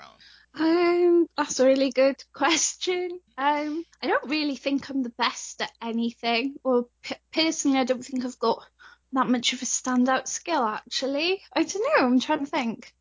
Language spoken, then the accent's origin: English; Wales, United Kingdom; I'm from Wales, so uh, I sound quite British